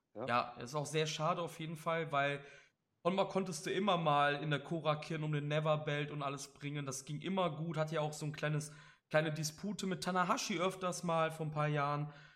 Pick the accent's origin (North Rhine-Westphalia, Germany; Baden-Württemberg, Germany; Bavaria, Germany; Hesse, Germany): North Rhine-Westphalia, Germany; Cologne; Ich bin aus Köln